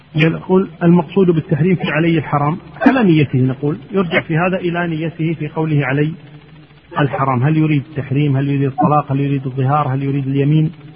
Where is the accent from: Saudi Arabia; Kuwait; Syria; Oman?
Kuwait; عندنا في الكويت هنا